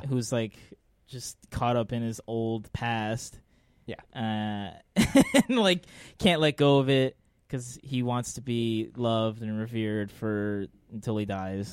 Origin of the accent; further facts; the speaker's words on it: Los Angeles, California, United States; I grew up in Arleta.